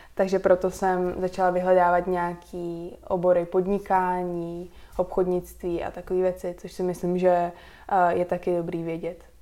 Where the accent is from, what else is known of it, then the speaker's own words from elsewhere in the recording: Prague, Czechia; first language Slovak; also born or lived in United States; Já jsem se narodila v Praze, ale národnost mám slovenskou, tak eh, tež jako celá moje rodina je ze Slovenska